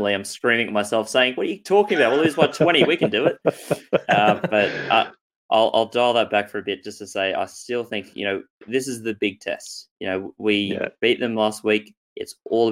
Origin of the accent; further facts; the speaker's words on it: Queensland, Australia; I'm the Queenslander